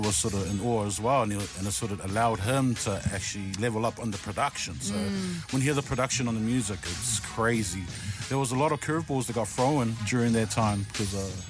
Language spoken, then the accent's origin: English; Auckland, New Zealand; my father came from Samoa, and, you know, back then that cloth, they just knew to go to church heavy and, you know, have a lot of faith and go to work a lot. So, and he did that. So, me, I didn't understand that because I was born in New Zealand.